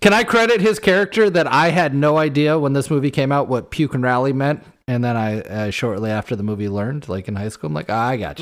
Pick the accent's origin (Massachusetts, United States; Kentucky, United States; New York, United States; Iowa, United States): Iowa, United States; we grew up playing football in Iowa